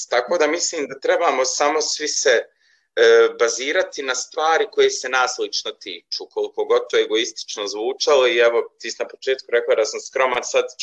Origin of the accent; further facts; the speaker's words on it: Maglaj, Federation of Bosnia and Herzegovina, Bosnia & Herzegovina; Ja sam porijeklom i živim u Magloj